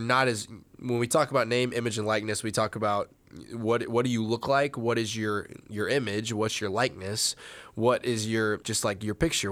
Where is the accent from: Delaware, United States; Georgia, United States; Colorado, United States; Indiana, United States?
Indiana, United States; moved away; I'm from Indiana